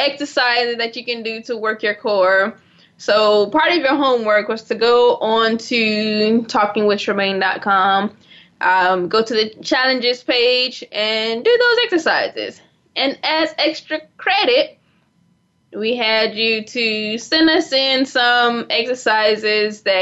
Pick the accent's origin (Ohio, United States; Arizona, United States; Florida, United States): Florida, United States; South; moved away; I'm originally from South Florida